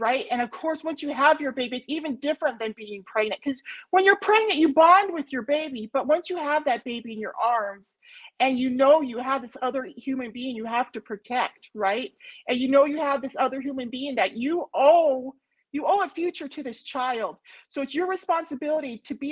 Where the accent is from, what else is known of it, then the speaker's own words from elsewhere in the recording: United States; I'm an American